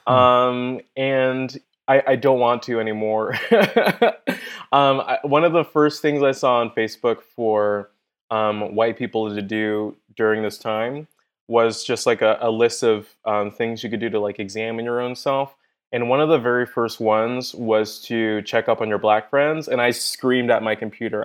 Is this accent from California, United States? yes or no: yes; Inglewood, California, United States; I grew up in Inglewood, uh, I grew up in the hood.